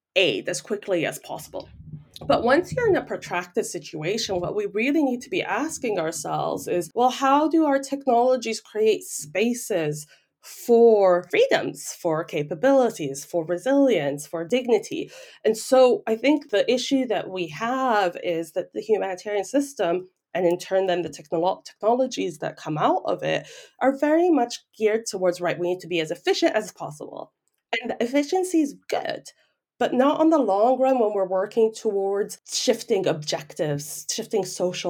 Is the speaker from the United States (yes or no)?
no; Lebanon; moved away; I am from Lebanon